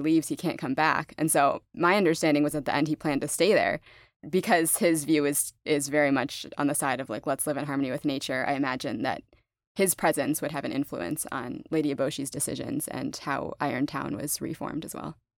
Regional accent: Fargo, North Dakota, United States; now in Austin, United States; I'm in Austin now, but I grew up in Fargo, North Dakota

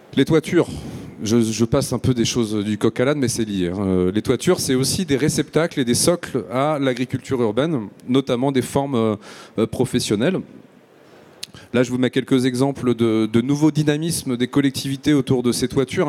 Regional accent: Marseille, Provence-Alpes-Côte d'Azur, France; je suis marseillais.

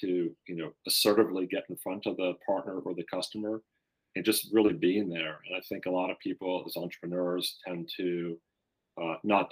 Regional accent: Washington, District of Columbia, United States; moved away as an adult; also born or lived in Bethesda, Maryland / South Carolina; I grew up in Washington, D.C., went to public schools in Bethesda, Maryland

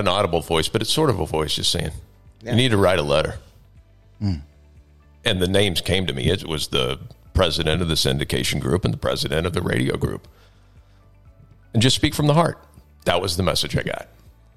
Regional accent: Knoxville, Illinois, United States; I grew up in Knoxville, Illinois, by Galesburg, if you're familiar with the area, small town, about 3,000 people.

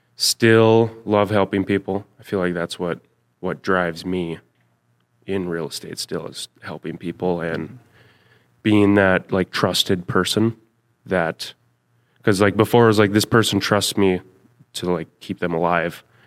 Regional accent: Thief River Falls, Minnesota, United States; from Thief River Falls, Minnesota.

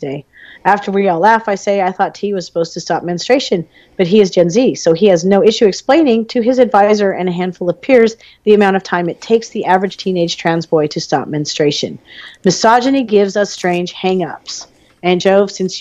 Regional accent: United States; I was raised in America during the tail end of the 20th century

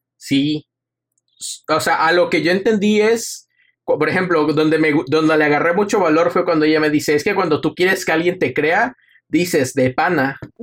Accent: Mexico; soy mexicano

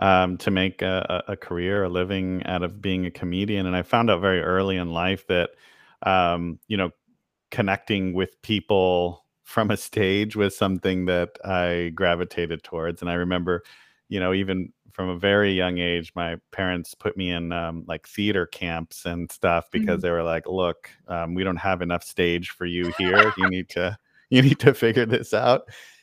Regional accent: El Paso, Texas, United States; also born or lived in San Antonio / Austin / Dallas / Boston; I grew up in El Paso, Texas. Yeah. And then I spent time in San Antonio and Austin and Dallas before kind of leaving. And I've lived in Boston, London, LA, all kinds of places. And here we are back home.

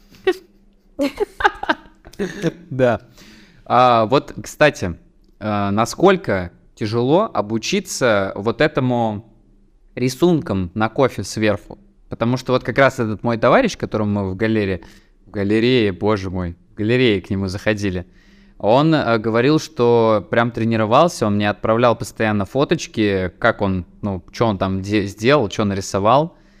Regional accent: Tatarstan, Russia; я же из Татарстана

